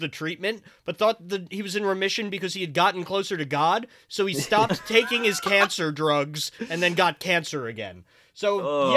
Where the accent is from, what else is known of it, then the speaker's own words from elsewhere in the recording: New Jersey, United States; I'm from New Jersey, the best place on earth